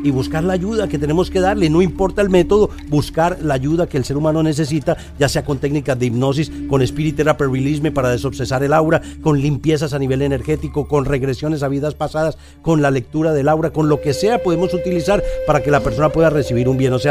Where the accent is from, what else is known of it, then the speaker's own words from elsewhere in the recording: Colombia; cómo fue mi vida cuando en mi infancia en Colombia. Era muy difícil